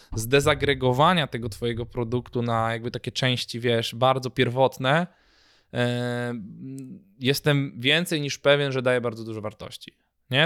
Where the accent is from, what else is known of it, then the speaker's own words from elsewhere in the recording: Poland; jestem z Polski